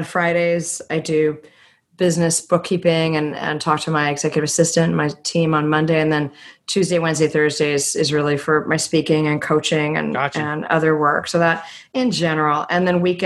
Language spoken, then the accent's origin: English; Texas, United States; moved away; I grew up in, I was born in Texas, and we used to go rafting, inner tubing in the hill country